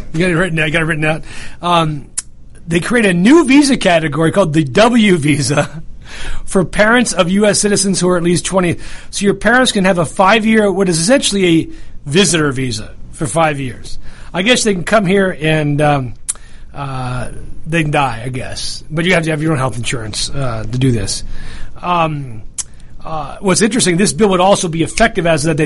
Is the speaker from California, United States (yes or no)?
no; New York, United States; I'm from New York